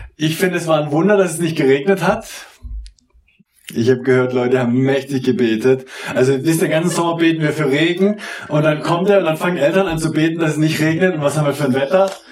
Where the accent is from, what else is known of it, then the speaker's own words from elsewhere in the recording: Southern Germany, Germany; ich komme ja aus dem Süddeutschen.